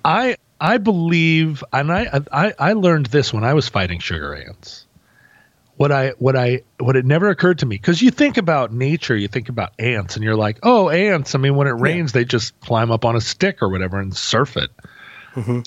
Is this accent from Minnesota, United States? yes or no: no; Alaska, United States; I come from Alaska.